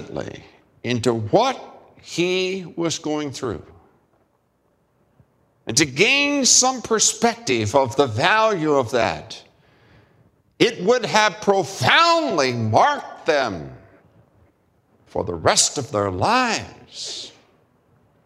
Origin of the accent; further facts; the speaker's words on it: United States; as American male